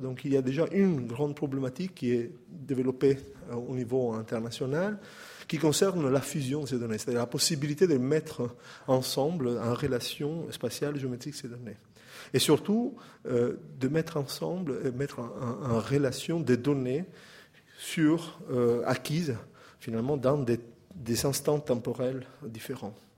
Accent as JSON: {"language": "French", "country": "Italy", "accent": "Italian", "second_language": "French", "moved": "yes", "said": "mon accent italien"}